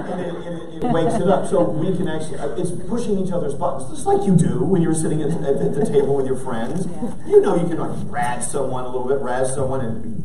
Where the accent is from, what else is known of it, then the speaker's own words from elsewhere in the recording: McKinney, Texas, United States; growing up in McKinney, Texas